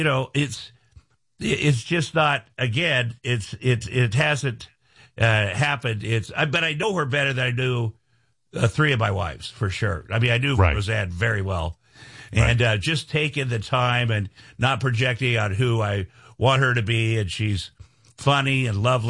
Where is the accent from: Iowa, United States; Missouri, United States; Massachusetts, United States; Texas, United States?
Iowa, United States; moved away; I'm from Iowa.